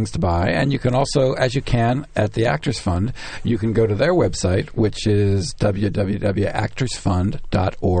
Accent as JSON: {"language": "English", "town": "Pittsburgh", "region": "Pennsylvania", "country": "United States", "moved": "yes", "lives_now": "New York, United States", "said": "I'm from Pittsburgh"}